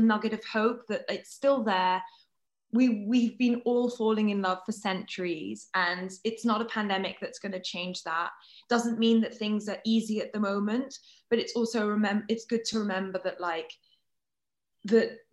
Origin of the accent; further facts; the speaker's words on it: France; moved away; I grew up in France where the dating rules are very different to here